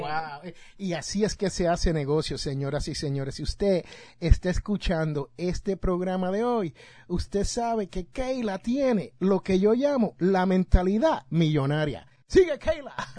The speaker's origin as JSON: {"language": "Spanish", "town": "Jersey City", "region": "New Jersey", "country": "United States", "moved": "yes", "lives_now": "Alabama, United States", "said": "yo soy de Jersey City, New Jersey"}